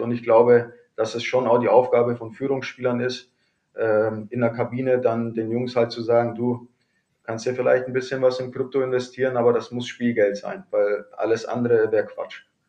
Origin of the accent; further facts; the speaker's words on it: Kaufbeuren, Bavaria, Germany; also born or lived in Bremerhaven / Cologne; now in Wolfsburg, Germany; Bin gebürtiger Kaufbeurer